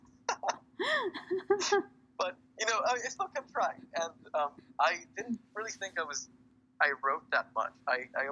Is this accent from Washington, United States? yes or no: no; Houston, Texas, United States; I'm mostly from Houston